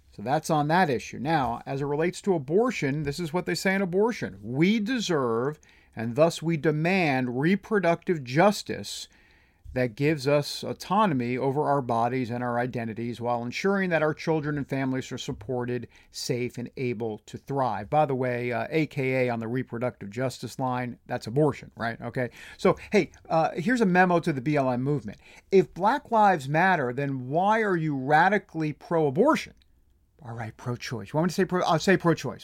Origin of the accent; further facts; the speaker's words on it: New Jersey, New York tri-state area, United States; I'm from the New Jersey, New York, tri-state area